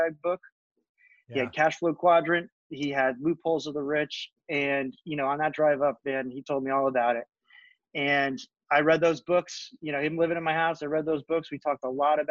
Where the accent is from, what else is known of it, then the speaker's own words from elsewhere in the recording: Northern New Jersey, United States; I grew up in Northern New Jersey